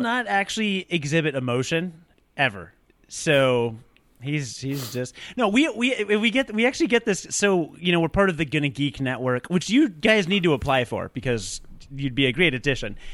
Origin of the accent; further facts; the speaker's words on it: Rockford, Illinois, United States; now in Chicago, United States; I was born in a small hospital in Rockford, Illinois in nineteen eighty-five